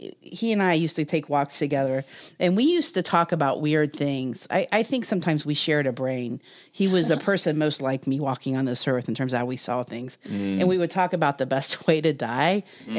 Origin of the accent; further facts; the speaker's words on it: Ohio, United States; Eric had, it's funny, I grew up in Southern Ohio in the 70s, and we definitely had depression and mental health issues in our family